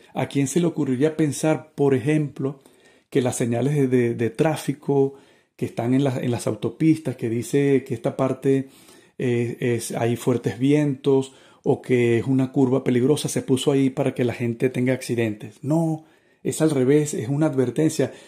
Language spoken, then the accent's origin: Spanish; Venezuela; yo soy venezolano, más o menos delgado, calvo, un poquito alto